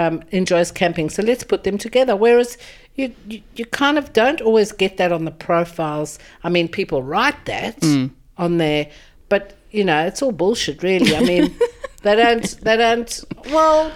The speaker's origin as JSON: {"language": "English", "town": "Johannesburg", "region": "Gauteng", "country": "South Africa", "tie": "born or raised there", "said": "I'm originally from South Africa, from Johannesburg. I was born 64 years ago to fabulous parents"}